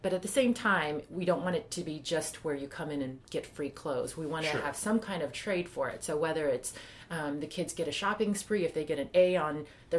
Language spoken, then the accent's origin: English; South Korea; just growing up in Korea and early on, just, you know, not having very much.